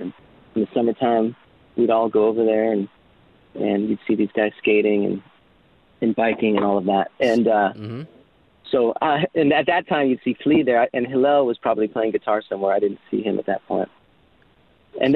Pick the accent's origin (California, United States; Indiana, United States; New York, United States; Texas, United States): California, United States; Los Angeles; also born or lived in Chicago / Las Vegas; by the time I was 9 months, we moved to Hollywood, where my dad wanted to pursue acting. And I ended up at about 5 years old. I ended up in West Hollywood on Orange Grove